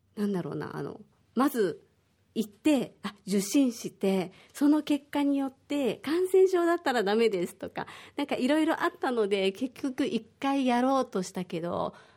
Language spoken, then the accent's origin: Japanese; Osaka, Japan; moved away as an adult; now in Okinawa, Japan; 私は大阪出身で、沖縄が好きで沖縄に移住してきて、えー、今年で12年目ぐらいになります